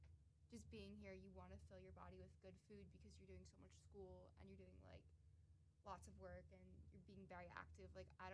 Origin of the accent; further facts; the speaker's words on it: New Jersey, United States; I'm from New Jersey